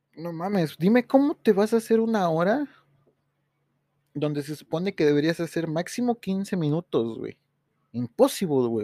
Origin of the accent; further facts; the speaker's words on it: Tepoztlán, Morelos, Mexico; mi pueblo y lo quiero, aquí nací, aquí me crié